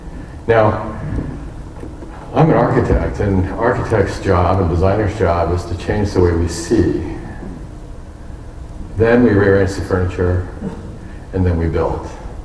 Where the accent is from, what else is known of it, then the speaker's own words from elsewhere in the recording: Tokyo, Japan; born there; And I was born in Tokyo, Japan in 1951.